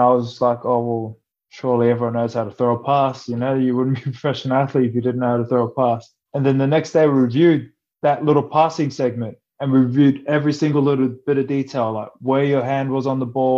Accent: Australia; moved away as an adult; also born or lived in France; growing up in Australia

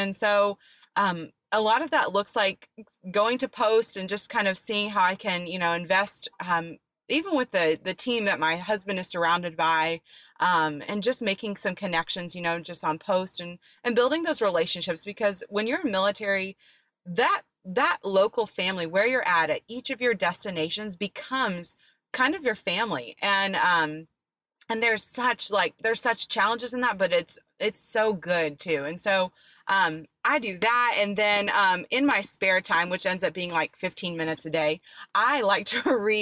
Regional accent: Dallas-Fort Worth area, Texas, United States; also born or lived in Florida; I was born in Florida, raised in a Dallas-Fort Worth area.

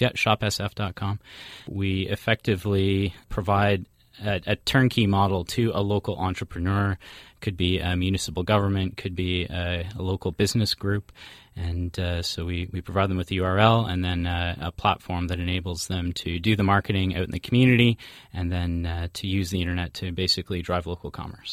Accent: Midland, Ontario, Canada; my hometown, which is uh, Midland, Ontario

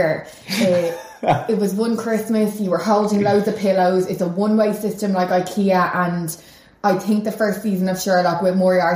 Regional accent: Ireland

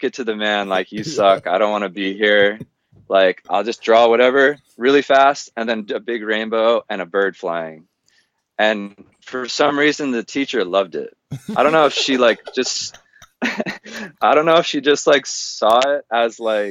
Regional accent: Southern California, United States; I grew up in Southern California, kind of the stereotypical SoCal dude

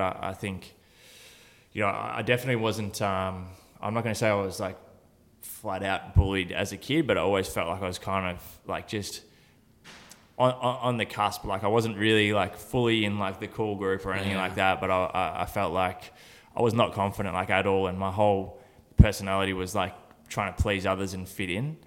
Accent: Horsham, Victoria, Australia; I was born in Horsham in country Victoria

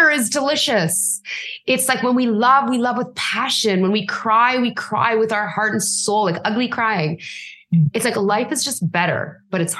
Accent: Canada; as a brown girl, as a Canadian, like influenced by British culture

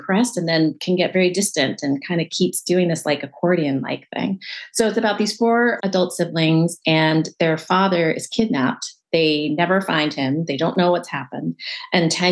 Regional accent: California outside of LA, United States; I grew up in California outside

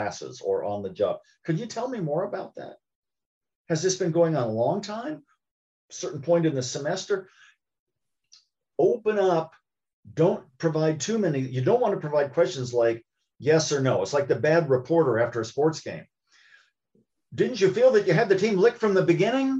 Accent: Columbus, Ohio, United States; When I was growing up in Columbus, Ohio

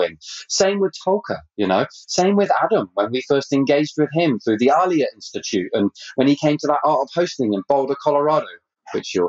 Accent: Canada; I'm actually Canadian.

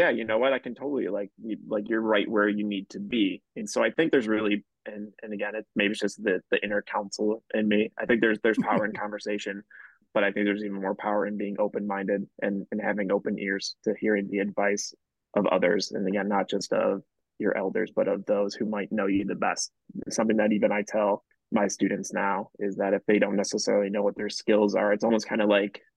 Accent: Palatine, Illinois, United States; growing up in Palatine, living within like a block away from high school

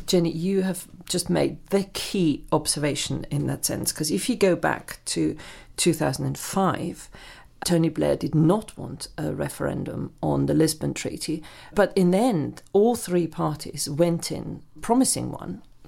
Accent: Germany; moved away as an adult; now in United Kingdom; I grew up in Germany

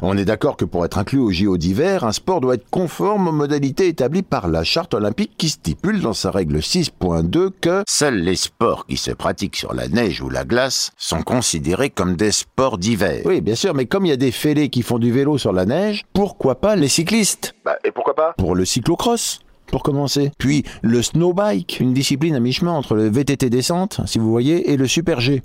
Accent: France

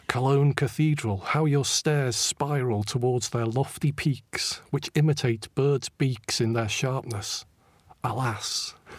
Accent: Stockport, North West England, United Kingdom; moved away as an adult; also born or lived in Manchester / London; my hometown of Stockport, my original hometown anyway.

